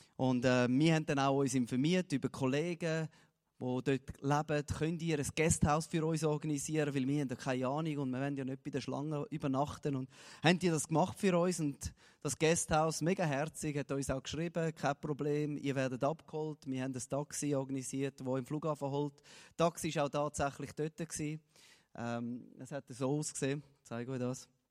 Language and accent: German; Switzerland; für mich als Schweizer